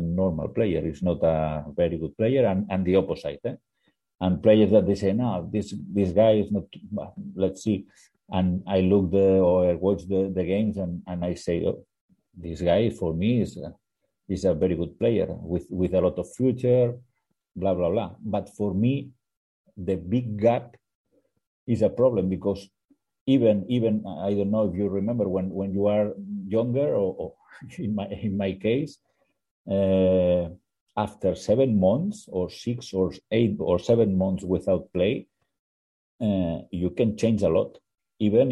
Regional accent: Barcelona, Catalonia, Spain; English is a second language; moved away as an adult; now in India; I am from Barcelona

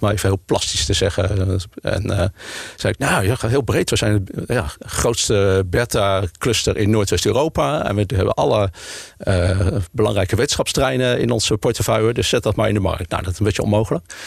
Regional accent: Utrecht, Netherlands; also born or lived in Leiden; now in Amsterdam, Netherlands; maar ik ben eigenlijk een Utrechter. Geboren getogen in, eh, in Utrecht

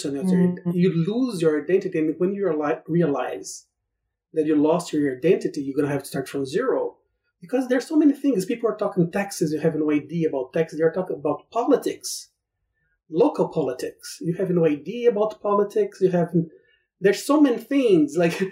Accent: Brazil; English is a second language; moved away as an adult; now in United States; I was very used to go to the gym in Brazil

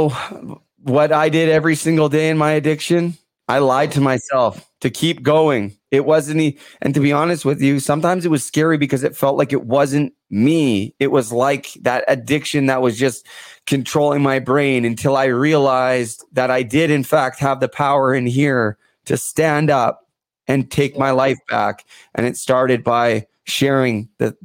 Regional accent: Canada; growing up in Canada

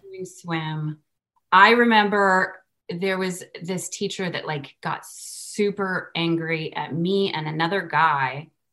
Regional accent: Summit, New Jersey, United States; was born in New Jersey

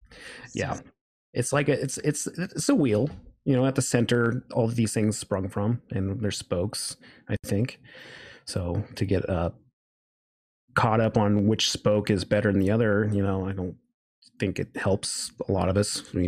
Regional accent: Reno, Nevada, United States; born there; Well, I was born in Reno, Nevada.

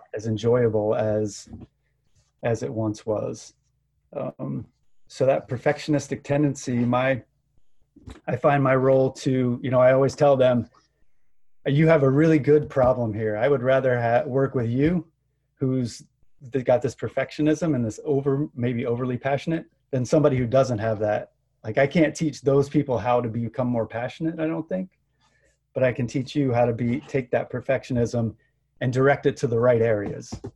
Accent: Gainesville, Florida, United States; moved away; also born or lived in South Carolina; I grew up in Gainesville, Florida

